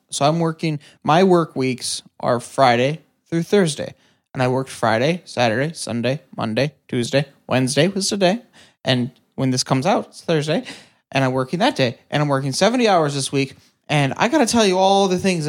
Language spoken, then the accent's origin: English; Ireland; Okay, so basically, moral of the story is our music's on Spotify and we're Irish?